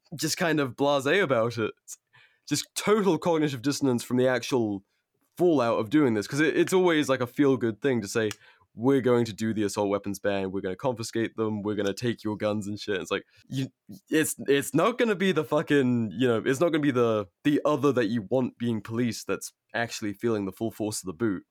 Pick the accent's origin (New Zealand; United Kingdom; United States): United States; as an American